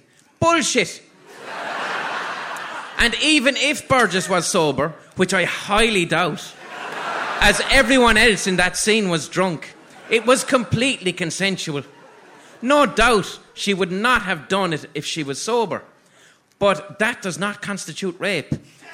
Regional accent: Dublin, Leinster, Ireland; accent: Dublin; As soon as he heard my Dublin accent, lit up and said, "The Commitments, …."

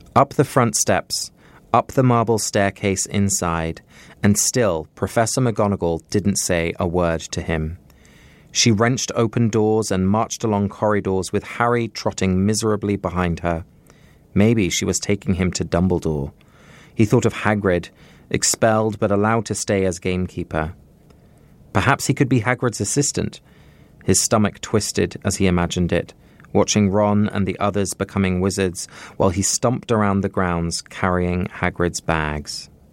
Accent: England, United Kingdom; moved away; Although I grew up in England, my parents are both Dutch, so they were born and raised in Holland and moved to the U K just before I was born, and we spoke Dutch at home

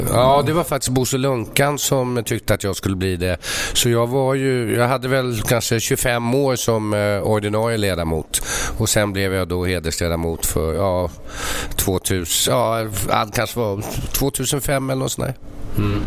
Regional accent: Stockholm, Stockholm County, Sweden; så är jag uppvuxen här inne i stan

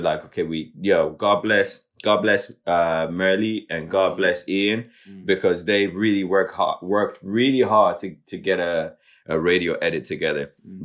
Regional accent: Zimbabwe; also born or lived in Limerick, Ireland; now in Ireland; we're from Zimbabwe

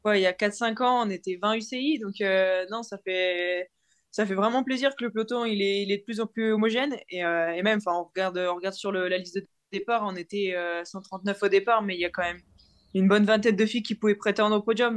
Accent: the Nord, Hauts-de-France, France; j'ai grandi dans le Nord, j'ai été à l'école dans le Nord

